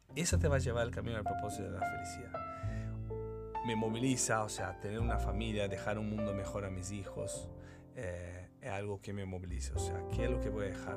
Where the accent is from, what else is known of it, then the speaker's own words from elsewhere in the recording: Brazil; Spanish is a second language; moved away as an adult; now in Chile; Yo estudié ingeniería comercial en Brasil soy brasilero